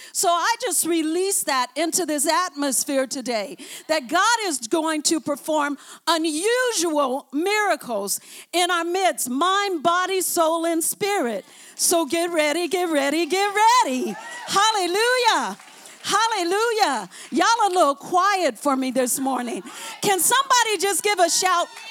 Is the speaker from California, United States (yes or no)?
yes; Oakland, California, United States; I came from West Oakland.